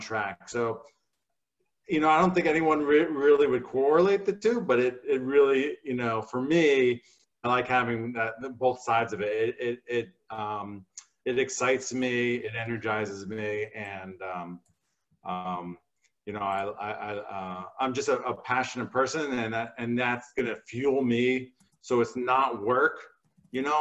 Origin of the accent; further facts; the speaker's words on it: New Jersey, United States; I grew up in New Jersey